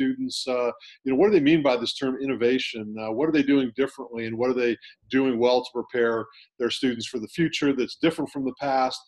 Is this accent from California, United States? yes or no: yes; California, United States; I was a public school kid growing up in California